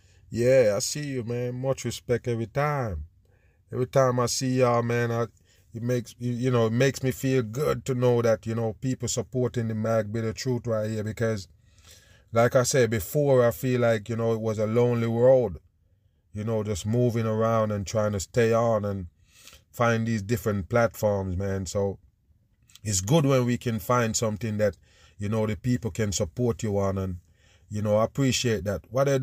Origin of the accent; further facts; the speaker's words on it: Israel; I mean, I'm from Israel. The war is real.